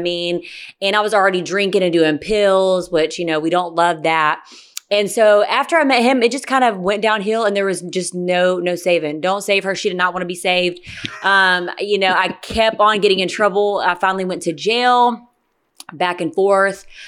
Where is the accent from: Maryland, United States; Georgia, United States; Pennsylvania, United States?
Georgia, United States; Gwinnett County; also born or lived in Stockbridge, Georgia; I grew up in Gwinnett County until forever